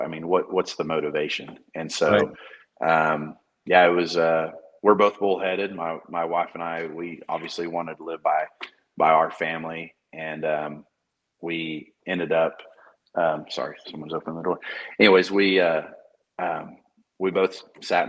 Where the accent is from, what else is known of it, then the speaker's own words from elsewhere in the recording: Moore, Oklahoma, United States; moved away as an adult; I'm from Moore. I graduated there